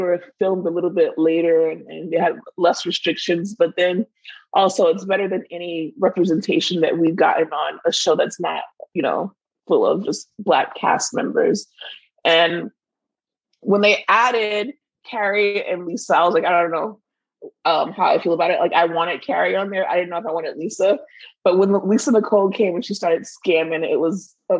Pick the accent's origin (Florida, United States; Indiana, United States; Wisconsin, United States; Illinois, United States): Florida, United States; But, like, we're from Miami. Like, well, we're close to Miami.